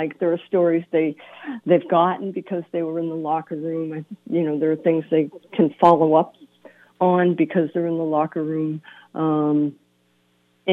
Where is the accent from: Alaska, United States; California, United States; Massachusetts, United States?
Massachusetts, United States; Boston; I grew up in Boston